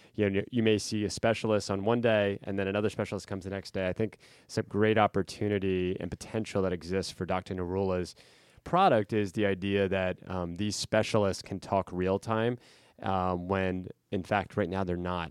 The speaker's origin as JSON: {"language": "English", "region": "central Pennsylvania", "country": "United States", "tie": "born or raised there", "said": "my hometown in central P"}